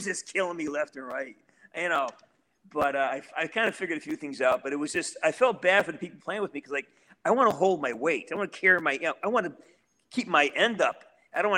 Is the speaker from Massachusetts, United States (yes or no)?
yes; Western Massachusetts, United States; I'm from Western Massachusetts